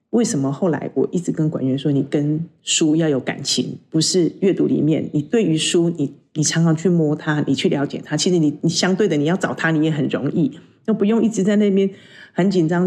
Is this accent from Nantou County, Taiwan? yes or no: yes; Puli, Nantou County, Taiwan; 我是普里出生，在普里长大的小孩。那当中大概只有高中的时候到外面去念书。回到普里，工作开始是在幼儿园